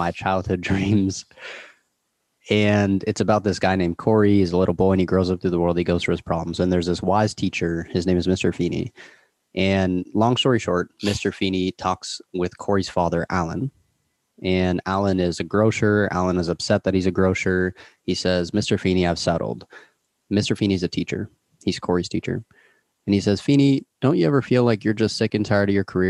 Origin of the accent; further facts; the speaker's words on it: Toronto, Ontario, Canada; I'm from Toronto